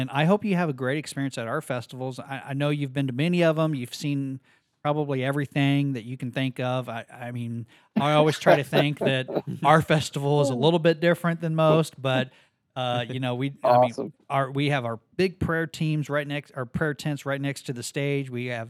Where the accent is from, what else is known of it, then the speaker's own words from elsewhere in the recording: Ozark, Missouri, United States; my hometown, Ozark, Missouri, Springfield, Missouri